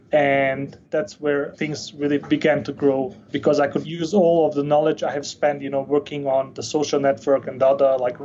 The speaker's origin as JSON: {"language": "English", "country": "Denmark", "tie": "born or raised there", "also_born_or_lived": "Bosnia / Chile", "moved": "as an adult", "said": "So I was born in Bosnia, but I grew up in Denmark"}